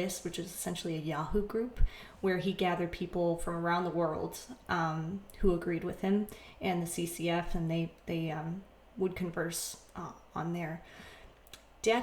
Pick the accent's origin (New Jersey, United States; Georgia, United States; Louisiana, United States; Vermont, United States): Vermont, United States; moved away as an adult; also born or lived in Chicagoland, Illinois; now in Chicago, United States; I'm from Vermont, but I now live in Chicagoland, Illinois